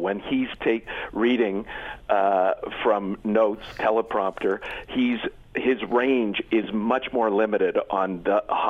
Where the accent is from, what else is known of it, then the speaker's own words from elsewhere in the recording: Canada; I am indeed Canadian